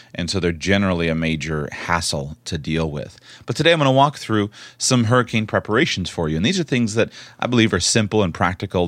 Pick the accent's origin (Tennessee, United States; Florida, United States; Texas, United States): Florida, United States; I was born and raised in Florida